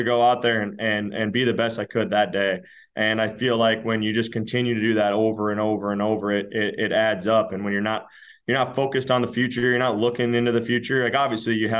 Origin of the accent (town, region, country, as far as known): Minnesota, United States; born or raised there